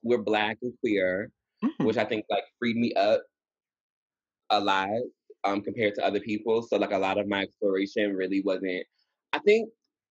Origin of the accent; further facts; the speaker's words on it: Atlanta, Georgia, United States; moved away as an adult; now in New York, United States; So I grew up in Georgia